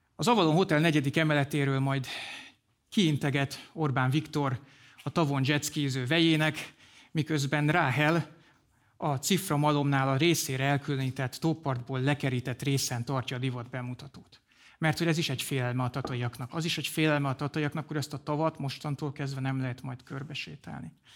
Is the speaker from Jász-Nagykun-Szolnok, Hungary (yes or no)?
no; Komárom, Komárom-Esztergom, Hungary; now in Vértesszőlős, Hungary; Komáromban nőttem fel